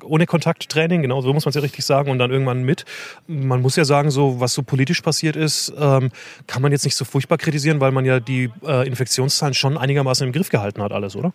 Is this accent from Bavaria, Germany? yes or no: yes; Franconia, Bavaria, Germany; also born or lived in Osnabrück area; now in Osnabrück, Germany; als gebürtiger Franke